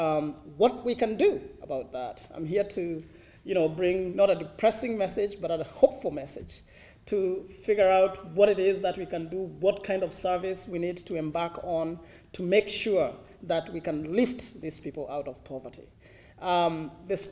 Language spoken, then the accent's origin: English; Mitahato, Central Kenya, Kenya; moved away as an adult; now in Rwanda; I was born in Kenya, and I was born in a village called Mitahato. It's a small village in central Kenya